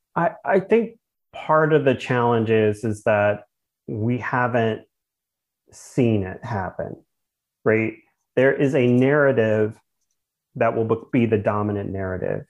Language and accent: English; Pittsburgh, Pennsylvania, United States; also born or lived in Kansas City; now in Charlotte, United States; as a child um, when I was initially growing up in Pittsburgh